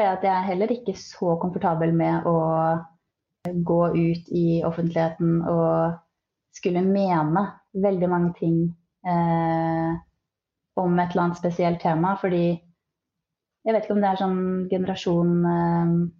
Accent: Skien, Telemark, Norway; moved away; Jeg er egentlig fra Skien

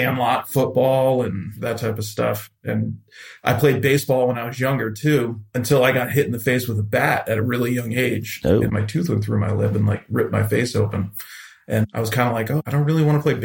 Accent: Central Falls, Rhode Island, United States; I grew up in Central Falls, which is like right next to Pawtucket.

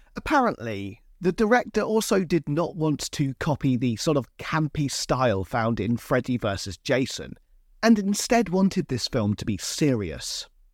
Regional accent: Hampshire, South East England, United Kingdom; I come from Hampshire in England

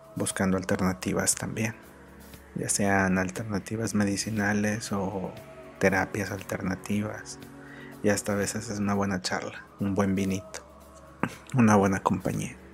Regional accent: Mexico; como mexicanos

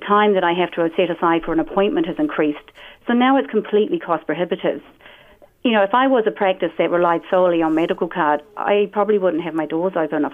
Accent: New Zealand; I am the Kiwi.

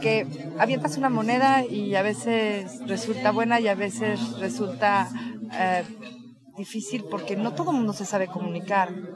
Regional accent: Mexico; somos los mismos mexicanos

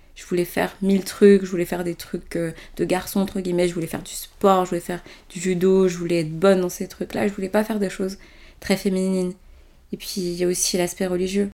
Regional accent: Benin; now in France; tout le reste de ma famille est resté dans mon pays natal, c'est-à-dire au Bénin

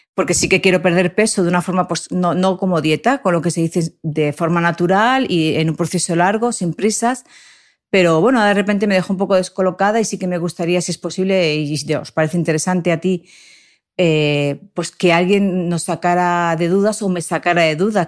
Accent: Alpedrete, Community of Madrid, Spain; yo soy de aquí de Alpedrete, de Madrid, de la Sierra de Guadarrama.

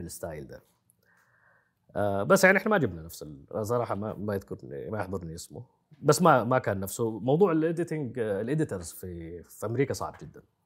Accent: Saudi Arabia; عندنا في السعودية

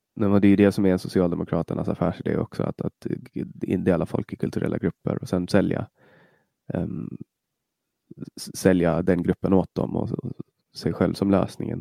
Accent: Åland Islands; moved away as an adult; now in Stockholm, Sweden; Jag kommer från Åland, jag pratar svenska

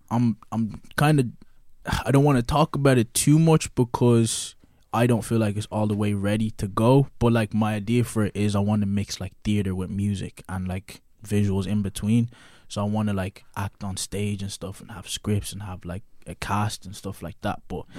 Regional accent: Ireland; Like, LA was so big, bro. Like, it was just like, yo, I came from Ireland and I'm in LA, and it's just like everything is huge.

